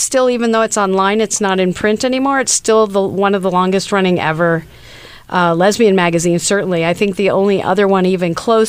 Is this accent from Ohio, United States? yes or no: no; Anaheim, California, United States; I was in Orange County. I grew up in Anaheim, basically, near Disneyland.